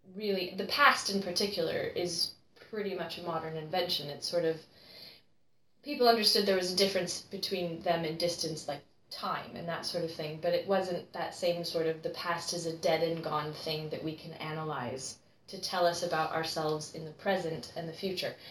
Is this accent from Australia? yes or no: no; United States; now in United Kingdom; as an American